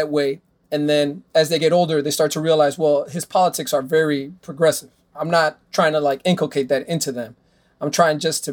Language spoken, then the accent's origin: English; Miami, Florida, United States; I grew up in Westchester